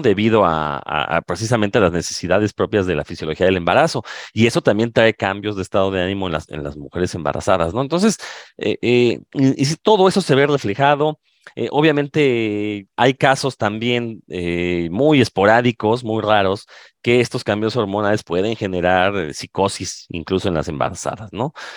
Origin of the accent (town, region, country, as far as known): Mexico